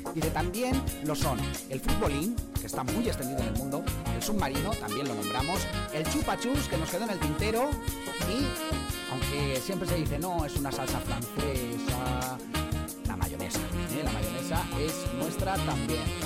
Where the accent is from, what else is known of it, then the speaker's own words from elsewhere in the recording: Denia, Valencian Community, Spain; now in United Kingdom; yo soy de Denia, de Alicante